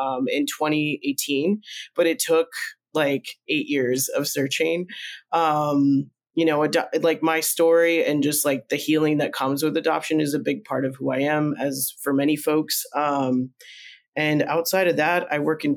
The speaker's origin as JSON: {"language": "English", "area": "Minnesota and Nebraska", "region": "Midwest", "country": "United States", "tie": "born or raised there", "also_born_or_lived": "Colombia", "first_language": "Spanish", "moved": "as an adult", "lives_now": "Portland, United States", "said": "I grew up in the Midwest, Minnesota and Nebraska primarily"}